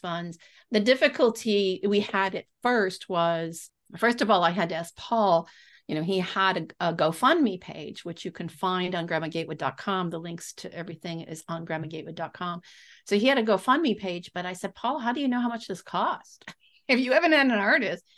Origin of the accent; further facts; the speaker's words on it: Texas, United States; I'm from Texas